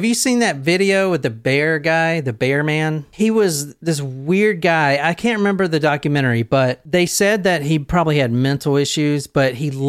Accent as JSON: {"language": "English", "region": "Southern United States", "country": "United States", "said": "Okay, so I'm from the South, and you call your mama first before you call your wife."}